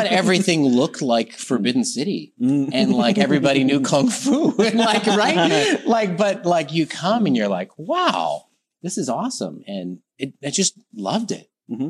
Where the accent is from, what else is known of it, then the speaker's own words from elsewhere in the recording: Detroit, Michigan, United States; moved away as an adult; now in Harbin, China; My hometown is originally Detroit. So Michigan, northeast part of the U.S.